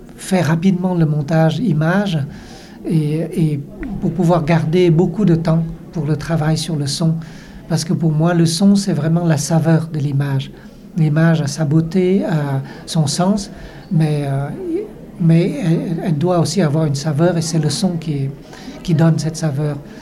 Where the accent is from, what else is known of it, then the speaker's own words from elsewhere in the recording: Vietnam; en tant que Vietnamien, étant Vietnamien